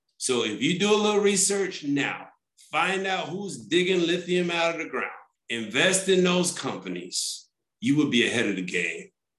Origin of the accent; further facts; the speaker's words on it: New York City, New York, United States; I grew up in New York City.